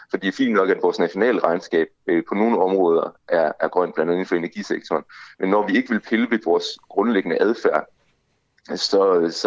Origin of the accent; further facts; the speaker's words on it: Denmark; så er vores klimaaftryk som danskere, det er meget, meget, meget, meget højt